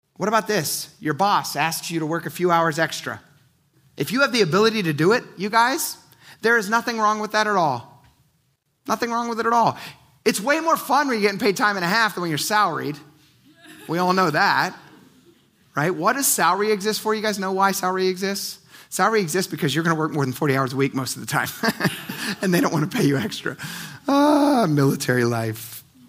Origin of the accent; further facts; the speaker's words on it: United States; as American Christians